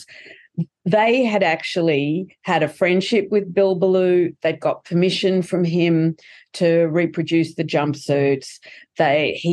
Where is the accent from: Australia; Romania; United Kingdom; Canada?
Australia; We're Australians. We're not American.